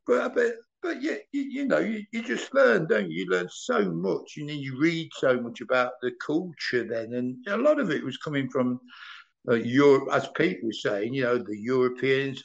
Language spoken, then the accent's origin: English; Leicester, East Midlands, United Kingdom; moved away as an adult; now in Germany; I'm from the Leicester side